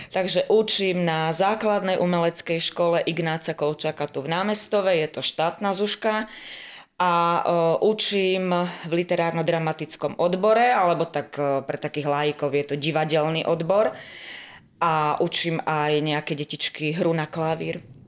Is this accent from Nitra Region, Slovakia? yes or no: yes; Tekovské Nemce, Nitra Region, Slovakia; moved away as an adult; now in Orava, Slovakia; Ja pochádzam z obce Tekovské Nemce, to je pri Zlatých Moravciach